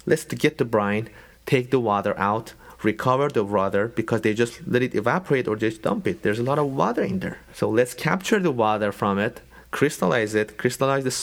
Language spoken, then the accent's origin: English; Iran; moved away; We're from Iran